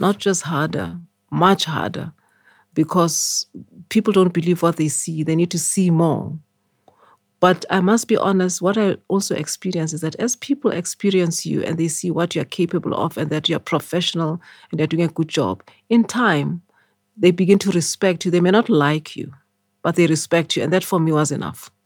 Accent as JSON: {"language": "English", "country": "Eswatini", "tie": "born or raised there", "also_born_or_lived": "Sophiatown, Johannesburg, South Africa / United Kingdom", "moved": "as an adult", "lives_now": "South Africa", "said": "my parents went to stay in Swaziland. And then I grew up in Swaziland"}